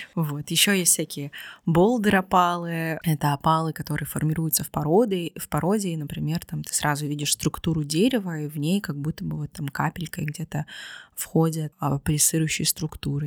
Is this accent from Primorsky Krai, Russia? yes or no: yes; Vladivostok, Primorsky Krai, Russia; moved away; Владивосток — это мой родной город.